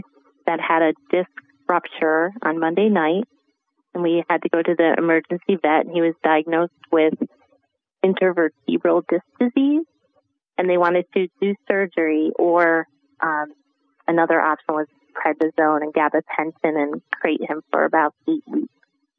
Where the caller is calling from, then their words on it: Delanson, New York, United States; I'm calling from Delanson, New York